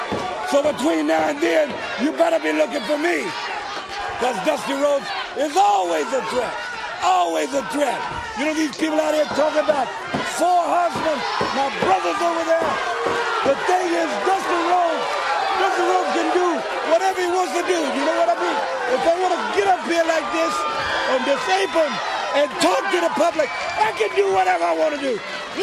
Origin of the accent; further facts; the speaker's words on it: Austin, Texas, United States; When I was a kid growing up in Austin, Texas, from the time I came out of the womb, I lived on the east side. I grew up on a street that wasn't paved to a couple years ago.